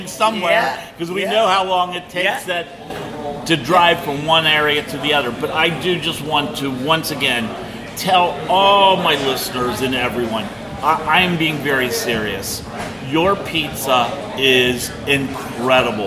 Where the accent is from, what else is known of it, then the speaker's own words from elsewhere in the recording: Cincinnati, Ohio, United States; moved away as an adult; I spent my whole life in Cincinnati, Ohio